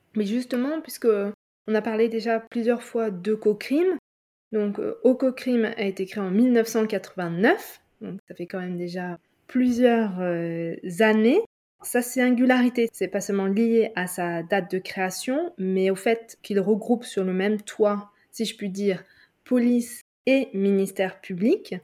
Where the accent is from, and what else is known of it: France